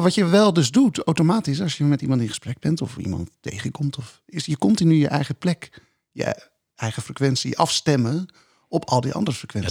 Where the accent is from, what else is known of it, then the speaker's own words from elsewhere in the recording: Rotterdam, South Holland, Netherlands; also born or lived in Dordrecht; toevallig in Dordrecht dan geboren, maar in Rotterdam opgegroeid.